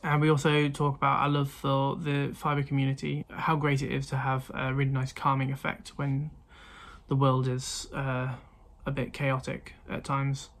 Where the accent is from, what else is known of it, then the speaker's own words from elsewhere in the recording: Midlands, United Kingdom; I'm from the Midlands. Like we don't mm. have as much of an accent